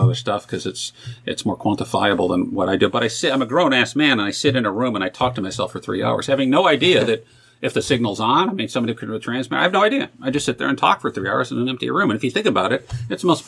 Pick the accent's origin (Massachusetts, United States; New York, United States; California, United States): New York, United States; Buffalo; also born or lived in Youngstown, Ohio; now in Cincinnati, United States; growing up in Buffalo